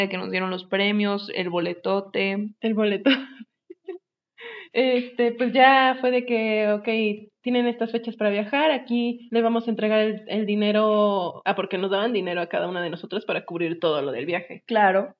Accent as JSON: {"language": "Spanish", "region": "northern Mexico", "country": "Mexico", "said": "soy norteña"}